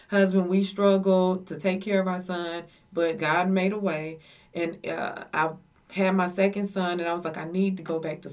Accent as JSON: {"language": "English", "town": "Madison", "country": "United States", "tie": "born or raised there", "said": "I grew up in Madison for the latter part of my years. Went to school there"}